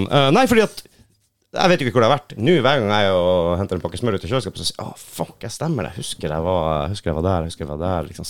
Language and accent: Norwegian; Finnmark, Norway; Jo, jeg kan relatere, jeg er fra Finnmark.